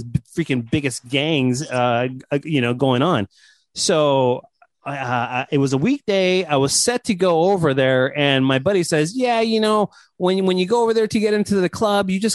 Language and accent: English; Los Angeles, California, United States; I grew up in Hollywood